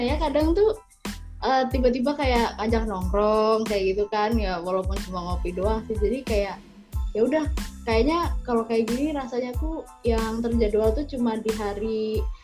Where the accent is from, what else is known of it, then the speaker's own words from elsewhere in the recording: Central Java, Indonesia; asalnya dari Jawa Tengah